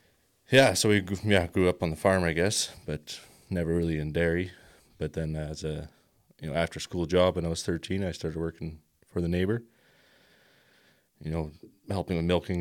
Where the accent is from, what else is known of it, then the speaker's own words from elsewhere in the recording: Iron Springs, Alberta, Canada; Iron Springs, a half hour out of Lethbridge there. My dad's just a crop farmer, so we grew up doing that, I guess.